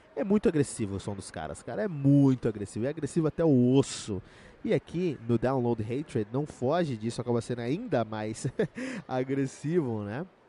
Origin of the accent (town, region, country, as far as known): Cotia, São Paulo, Brazil; born or raised there